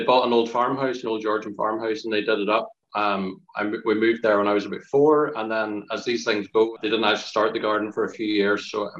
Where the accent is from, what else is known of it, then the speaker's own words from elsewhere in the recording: Ireland; I'm from Ireland